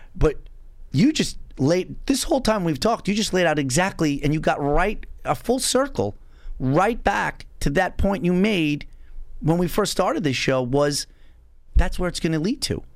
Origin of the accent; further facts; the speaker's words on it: North Babylon, New York, United States; I grew up in North Babylon, which was a multiracial school district